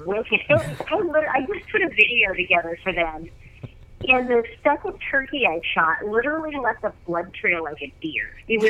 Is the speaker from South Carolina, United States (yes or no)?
no; Oregon, United States; I was born and raised in Oregon, and I kind of grew up backcountry hunting.